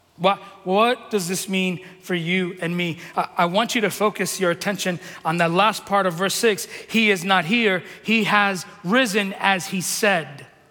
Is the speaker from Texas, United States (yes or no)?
no; New York City, New York, United States; moved away; I'm from New York City